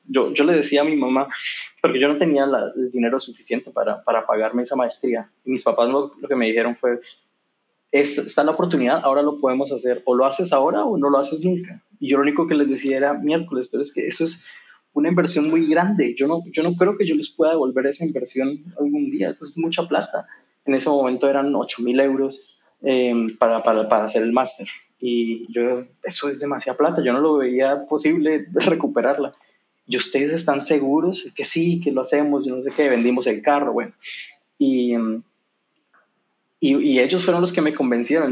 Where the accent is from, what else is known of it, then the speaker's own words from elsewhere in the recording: Yopal, Casanare, Colombia; moved away as an adult; also born or lived in Bogotá, Colombia / Spain; now in Amsterdam, Netherlands; Yo soy de, es un, un pueblo no muy grande, o en esa, cuando yo nací no era muy grande, ahora ya es una ciudad un poco más grande, en el, en el oriente de Colombia, se llama Yopal.